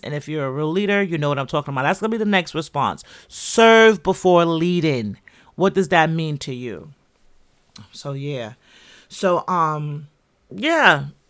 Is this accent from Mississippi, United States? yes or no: no; New York City, New York, United States; also born or lived in Jamaica; I'm from the Bronx.